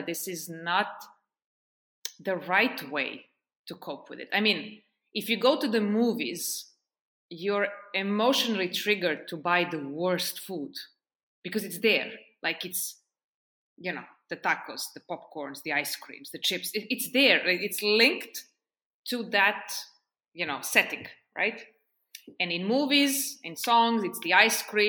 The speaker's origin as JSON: {"language": "English", "country": "Serbia", "also_born_or_lived": "Portugal / United States / Oman / France", "moved": "yes", "lives_now": "Estonia", "said": "I lived in Serbia, which is my home country."}